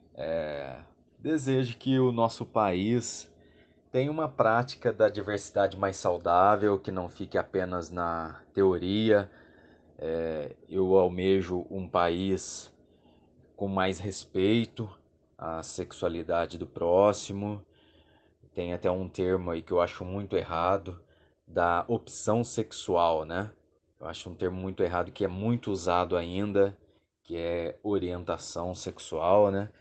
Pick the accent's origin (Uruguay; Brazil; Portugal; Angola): Brazil; Poços de Caldas, Minas Gerais; sou aqui de Poços de Caldas, no sul de Minas Gerais